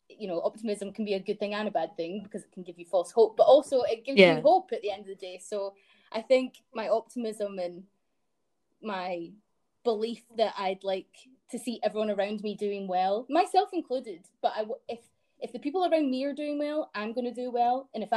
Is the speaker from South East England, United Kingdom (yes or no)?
no; Dunblane, Scotland, United Kingdom; also born or lived in Glasgow; I grew up in Dunblane, which is a sort of... It's very middle class